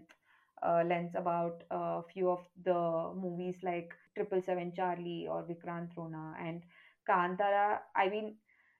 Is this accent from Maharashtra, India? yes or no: no; Karnataka, India; I come from Karnataka